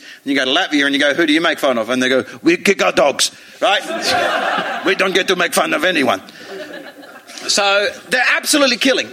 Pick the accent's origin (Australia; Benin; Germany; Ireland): Australia; now in East Midlands, United Kingdom; being Australian